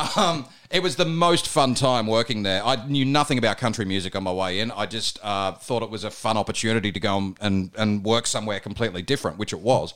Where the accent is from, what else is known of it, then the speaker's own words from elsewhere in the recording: Bathurst, New South Wales, Australia; now in Melbourne, Australia; I grew up in Bathurst, in New South Wales